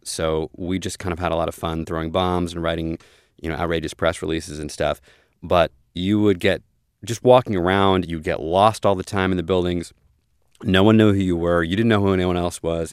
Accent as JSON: {"language": "English", "region": "Maryland", "country": "United States", "said": "I come from Maryland, which is pretty populous, in the scheme of things"}